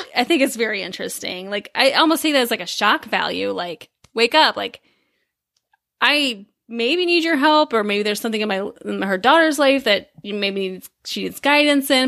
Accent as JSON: {"language": "English", "region": "Midwest", "country": "United States", "said": "we're completely from the Midwest"}